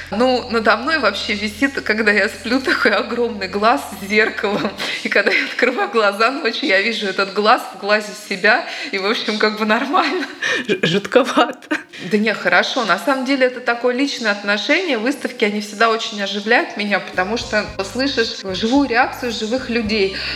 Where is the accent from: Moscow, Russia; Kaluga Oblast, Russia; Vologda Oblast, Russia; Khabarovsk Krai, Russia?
Moscow, Russia; moved away as an adult; now in Daugavpils, Latvia; Семь лет назад я уехала сюда из Москвы, и теперь я Даугавпилчанка.